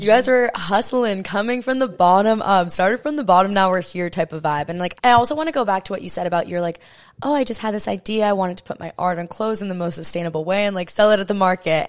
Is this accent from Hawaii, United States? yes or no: yes; Hawaii, United States; I'm born and raised in Hawaii